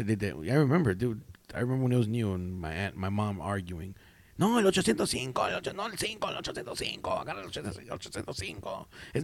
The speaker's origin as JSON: {"language": "English", "town": "Huntington Park", "region": "California", "country": "United States", "tie": "born or raised there", "also_born_or_lived": "Watts, Los Angeles", "said": "I grew up in Huntington Park."}